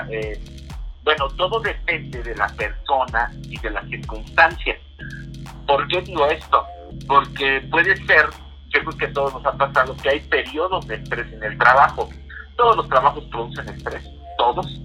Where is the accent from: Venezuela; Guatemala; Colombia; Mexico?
Mexico; Mexico City; born there; yo nací en la Ciudad de México, tengo 39 años